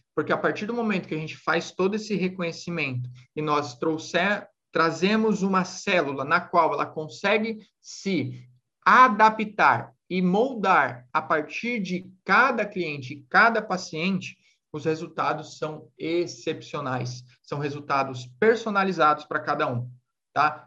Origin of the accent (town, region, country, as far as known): Brazil